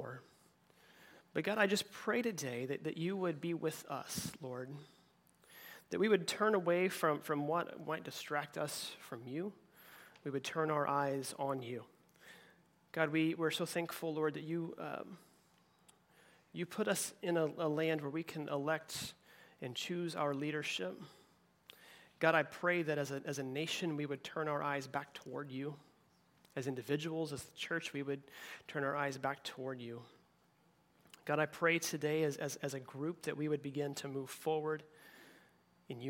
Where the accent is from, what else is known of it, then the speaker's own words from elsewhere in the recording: Oklahoma, United States; moved away; I grew up in Oklahoma